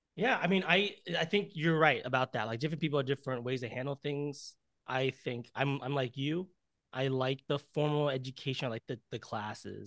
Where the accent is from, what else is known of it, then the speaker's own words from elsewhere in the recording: Orange County, California, United States; moved away as an adult; now in Los Angeles, United States; I'm from Orange County